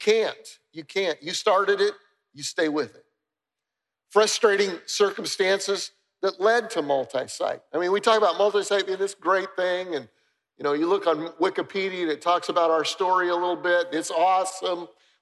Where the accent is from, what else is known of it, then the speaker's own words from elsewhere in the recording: Denver, Colorado, United States; moved away; I grew up in Denver, Colorado, and my mother loved to garden